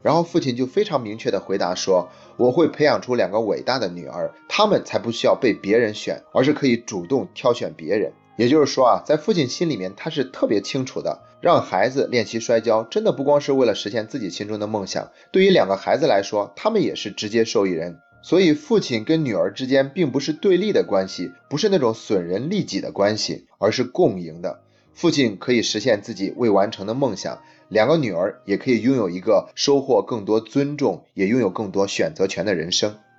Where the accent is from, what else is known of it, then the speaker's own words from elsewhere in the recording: China; 我们中国人